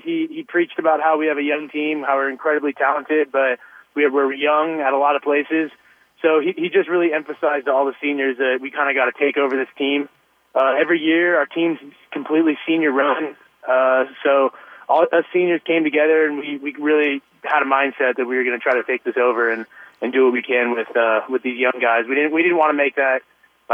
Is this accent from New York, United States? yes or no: no; Northern California, United States; moved away as an adult; now in San Diego, United States; I'm from Northern California, and it rains a little bit there